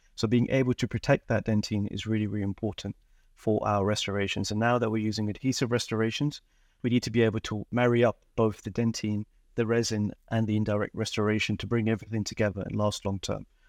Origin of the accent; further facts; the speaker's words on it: London, United Kingdom; also born or lived in Dundee, Scotland; I was born and raised in London